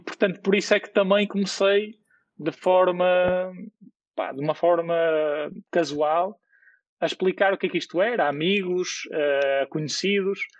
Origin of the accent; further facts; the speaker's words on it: Porto, Norte, Portugal; eu nasci no Porto e, portanto, sou, sou do Porto e, portanto, estudei também no Porto